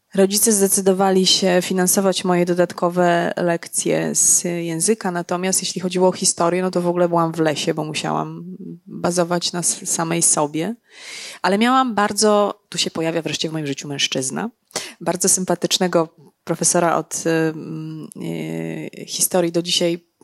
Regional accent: Legnica, Lower Silesian Voivodeship, Poland; ja jestem z Legnicy

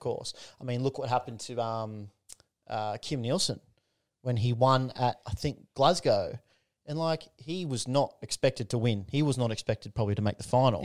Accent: Newcastle, New South Wales, Australia; it makes me proud to be a Novocastrian, like from Newcastle, from the Hunter Valley area.

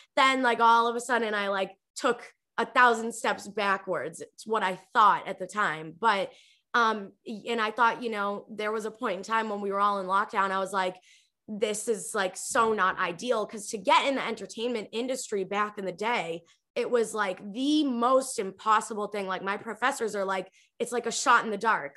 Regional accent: Revere, Massachusetts, United States; moved away as an adult; also born or lived in California; I grew up in Revere, Massachusetts. It's like a city five to ten minutes outside of Boston.

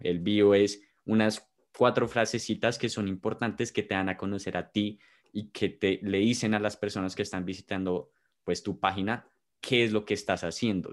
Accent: Bogotá, Colombia; los de nosotros somos de Bogotá

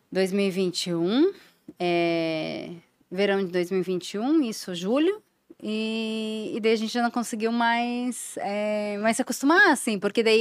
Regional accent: Brazil; moved away; also born or lived in Germany; como brasileira

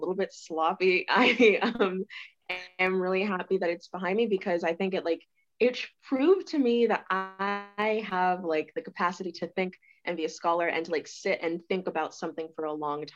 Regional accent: Lawrenceville, Georgia, United States; moved away as an adult; now in Notre Dame, United States; I'm from Georgia, Lawrenceville, Georgia, which is like 30 minutes from Atlanta.

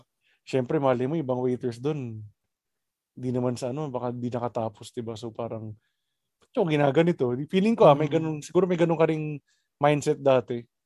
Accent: Labrador, Ilocos Region, Philippines; Sa sa may Labrador, taga Labrador kami, Pangasinan.

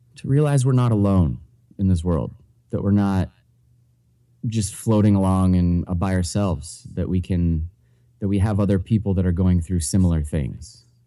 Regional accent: New Hampshire, United States; I was born and raised in New Hampshire.

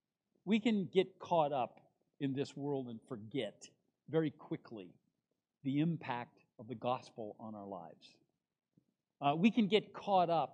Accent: United States; as an American

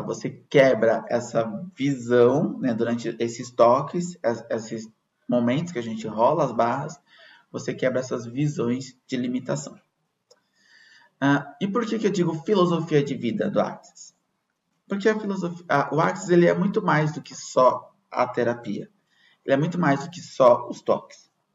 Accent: Brazil; nós que somos brasileiros

